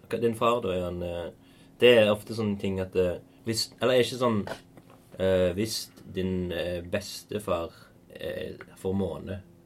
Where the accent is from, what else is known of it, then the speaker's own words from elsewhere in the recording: Stavanger, Rogaland, Norway; Hillevåg. Der vi er fra